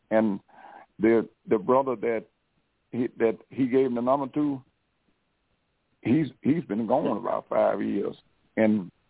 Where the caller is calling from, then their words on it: Detroit, Michigan, United States; I'm I'm calling from Detroit.